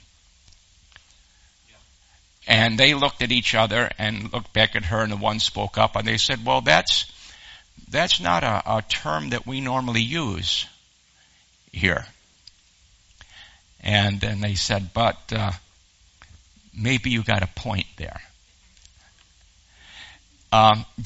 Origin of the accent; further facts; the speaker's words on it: Western New York, United States; moved away as an adult; now in Texas, United States; I was raised in Western New York